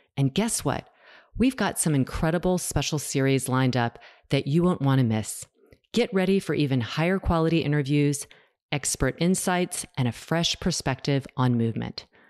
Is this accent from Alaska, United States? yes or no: no; North Carolina, United States; my home state, North Carolina